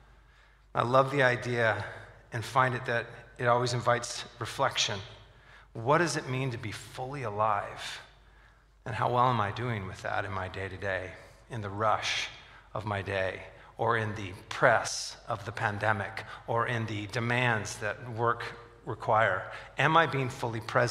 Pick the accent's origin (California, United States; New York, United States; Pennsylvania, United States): California, United States; Southern; When I was growing up, I grew up in Southern California